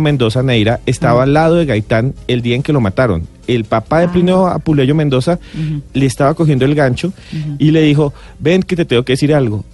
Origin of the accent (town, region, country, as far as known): Colombia